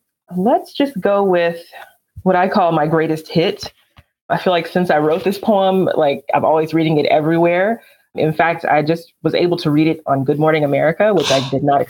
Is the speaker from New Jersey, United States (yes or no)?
no; Alabama, United States; because I don't really have a Southern accent, they'll ask, oh, so where are you from? And I say Alabama.